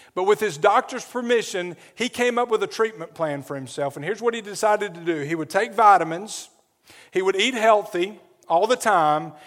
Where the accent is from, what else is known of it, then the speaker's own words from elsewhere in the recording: Adamsville, Alabama, United States; moved away as an adult; also born or lived in New Orleans; where I grew up in Adamsville